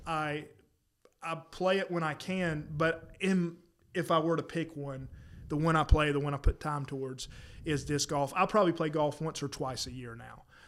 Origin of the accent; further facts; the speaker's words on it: South Carolina, United States; now in North Carolina, United States; where I grew up in South Carolina, I don't think there was one in the county